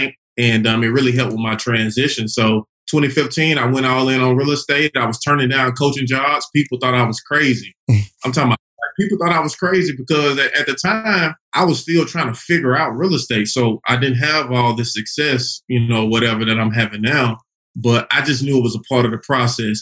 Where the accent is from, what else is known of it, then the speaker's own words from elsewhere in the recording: Chattanooga, Tennessee, United States; also born or lived in Little Rock, Arkansas; now in Atlanta, United States; I'm originally from Chattanooga, Tennessee.